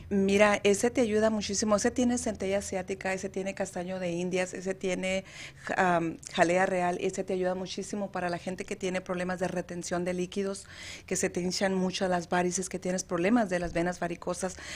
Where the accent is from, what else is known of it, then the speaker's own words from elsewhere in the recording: Mexicali, Baja California, Mexico; Yo soy de Mexicali, Baja California. Ah. Orgullosamente Cachanilla.